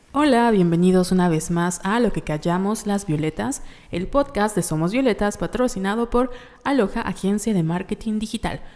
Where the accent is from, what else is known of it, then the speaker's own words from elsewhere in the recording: Yucatán, Mexico; Nosotros somos de Yucatán en, y México